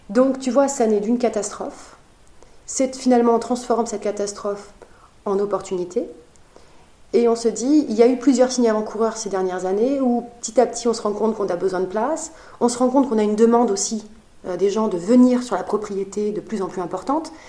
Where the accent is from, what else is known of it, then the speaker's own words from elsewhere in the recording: Biarritz, Nouvelle-Aquitaine, France; dans mon enfance, j'ai vécu à Biarritz, dans la même rue que la Surfrider Foundation.